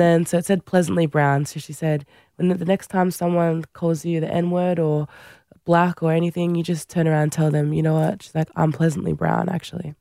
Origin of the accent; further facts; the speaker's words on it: Central Coast, New South Wales, Australia; also born or lived in Fiji; I grew up on the Central Coast, my brother and I.